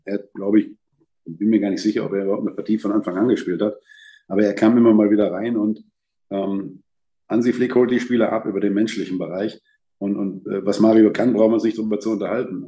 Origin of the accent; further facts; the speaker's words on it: Lippstadt, North Rhine-Westphalia, Germany; moved away as an adult; now in Dortmund, Germany; Ich bin auf der Straße groß geworden, da war eine englische Kaserne mit Schotten, da waren Italiener als erste Gastarbeiter